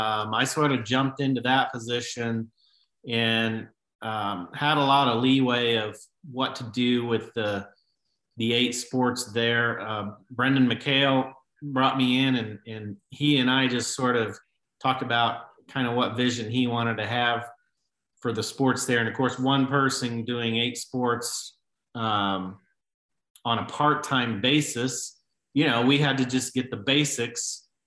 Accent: Southern Illinois, United States; also born or lived in Honduras; I grew up in Southern Illinois.

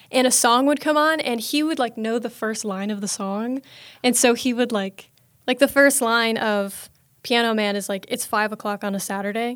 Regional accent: Snellville, Georgia, United States; I am from Snellville, Georgia

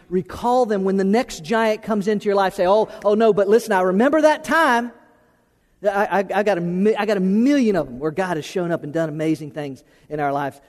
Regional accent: Florida, United States; moved away as an adult; also born or lived in Tennessee; from Florida, the only place I'd ever lived

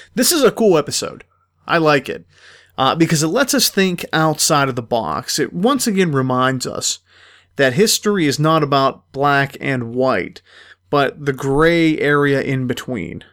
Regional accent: United States; for us as Americans

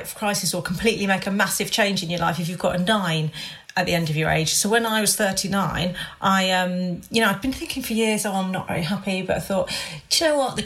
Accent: Hampshire, South East England, United Kingdom; moved away; I don't live near my family because I grew up in Hampshire. So my family are like 150 miles away.

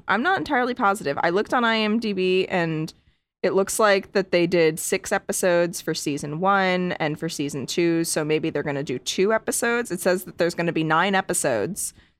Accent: Connecticut, United States; I grew up in Connecticut. Everything is haunted.

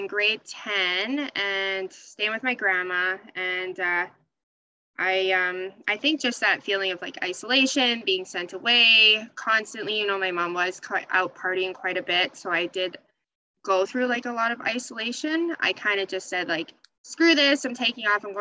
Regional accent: Edmonton, Alberta, Canada; also born or lived in Sherwood Park, Alberta; born and raised in Canada. I initially grew up actually out. I grew up in Millwoods, which is in Edmonton.

